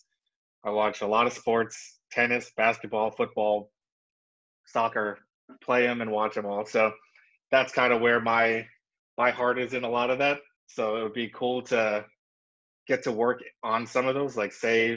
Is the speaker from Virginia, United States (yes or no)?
no; New York City, New York, United States; moved away as an adult; also born or lived in Atlanta / Boston / Los Angeles; born and raised in New York. So I grew up in Brooklyn.